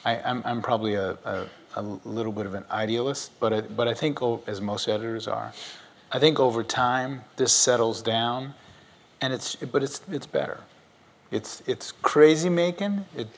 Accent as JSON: {"language": "English", "region": "the South", "country": "United States", "tie": "born or raised there", "said": "I grew up in the South with two newspapers available to me and three local television stations."}